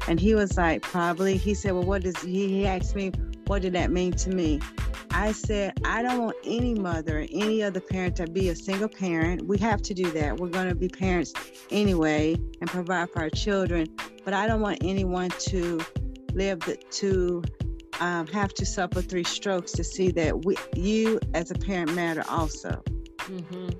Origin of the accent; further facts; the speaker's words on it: Winston-Salem, North Carolina, United States; I'm from Winston-Salem, North Carolina